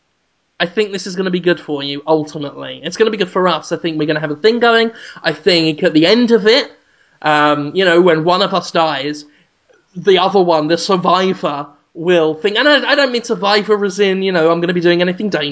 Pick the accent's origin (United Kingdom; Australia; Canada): United Kingdom; now in United States; as a British person